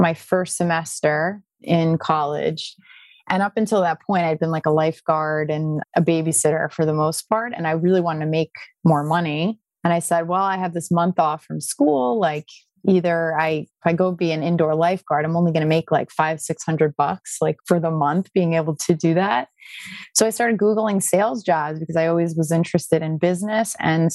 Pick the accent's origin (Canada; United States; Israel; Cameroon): United States; Westchester, New York; moved away as an adult; also born or lived in Maryland; now in Palm Beach Gardens, United States; I'm from New York. I grew up in Westchester.